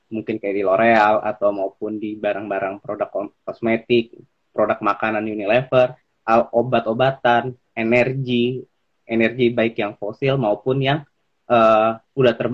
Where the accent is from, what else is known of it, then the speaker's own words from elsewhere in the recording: Jakarta, Indonesia; oh uh, aku asalnya dari Jakarta sebenarnya